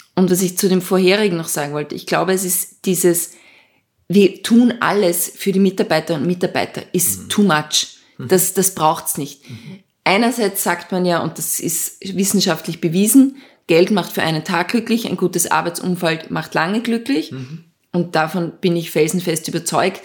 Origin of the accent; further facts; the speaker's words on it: Lower Austria, Austria; also born or lived in Switzerland; ich bin äh, in Niederösterreich aufgewachsen